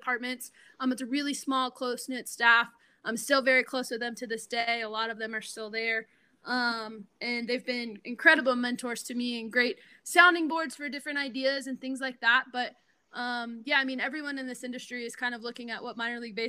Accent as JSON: {"language": "English", "town": "Pensacola", "region": "Florida", "country": "United States", "also_born_or_lived": "New Orleans", "moved": "as an adult", "lives_now": "Norman, United States", "said": "I'm from Pensacola, Florida, and I danced at LaBelle Performing Arts"}